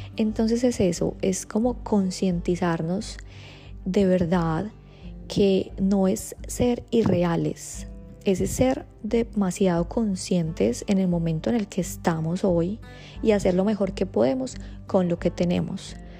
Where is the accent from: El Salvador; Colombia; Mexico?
Colombia; soy de Colombia